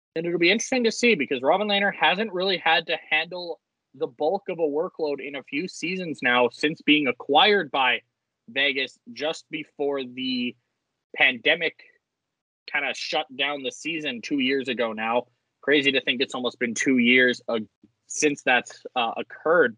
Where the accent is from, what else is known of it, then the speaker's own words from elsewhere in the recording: Edmonton, Alberta, Canada; we are from Edmonton, Alberta